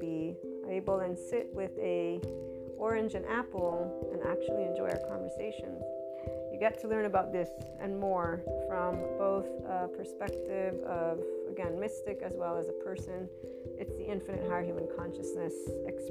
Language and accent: English; United States; as an American student